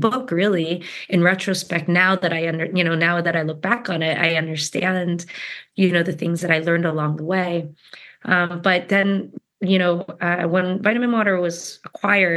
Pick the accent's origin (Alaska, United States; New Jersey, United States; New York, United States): New Jersey, United States; I was born in New Jersey.